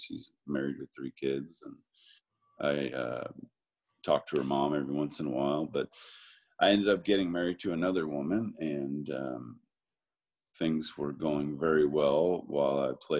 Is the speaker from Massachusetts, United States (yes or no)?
yes; Massachusetts, United States; I grew up in Massachusetts